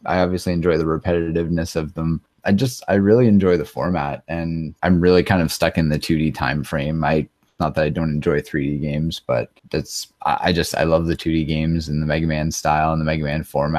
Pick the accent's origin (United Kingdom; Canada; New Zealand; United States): Canada; I'm a Canadian retro speedrunner